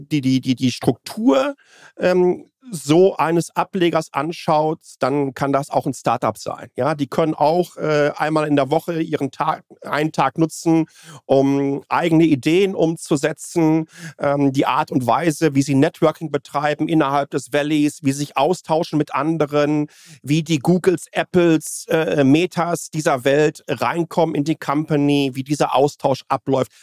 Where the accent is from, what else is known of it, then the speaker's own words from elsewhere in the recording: Nordschleife, Rhineland-Palatinate, Germany; now in Taipei, Taiwan; Ich bin an der Nordschleife aufgewachsen